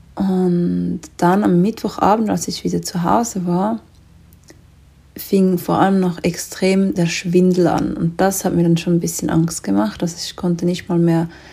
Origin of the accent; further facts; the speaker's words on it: Switzerland; bei uns in der Schweiz